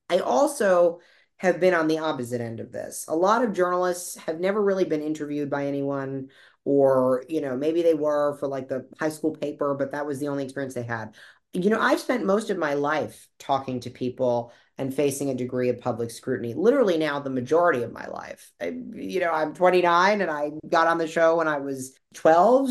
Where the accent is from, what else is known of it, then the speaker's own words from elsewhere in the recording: Boca Raton, Florida, United States; I'm originally from South Florida, uh, from Boca Raton. I was born there